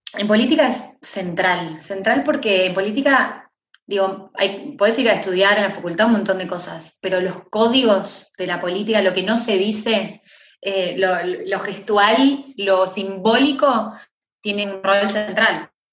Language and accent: Spanish; Argentina